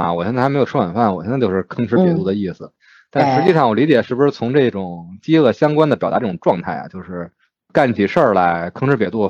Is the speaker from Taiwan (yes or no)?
no; Beijing, China; 我是土生土长的北京的胡同串子